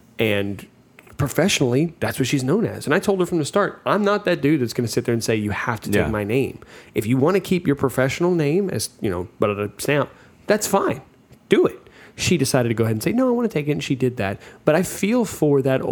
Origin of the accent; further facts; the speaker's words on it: Louisiana, United States; moved away; also born or lived in East Texas; I grew up in Louisiana where alcohol was prevalent. And then I came to East Texas